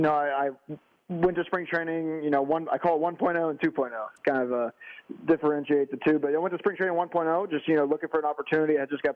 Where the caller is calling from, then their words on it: Texas, United States; Man, I'm in Texas right now.